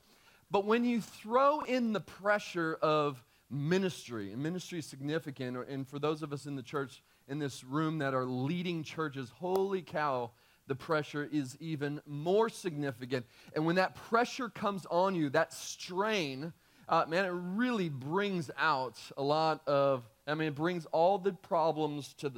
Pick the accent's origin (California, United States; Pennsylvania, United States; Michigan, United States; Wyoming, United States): California, United States; moved away as an adult; now in Texas, United States; We're from California.